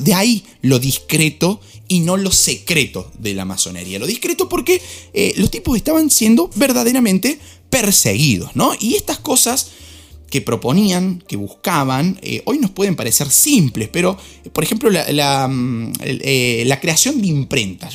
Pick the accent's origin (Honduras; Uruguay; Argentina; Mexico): Argentina; soy argentino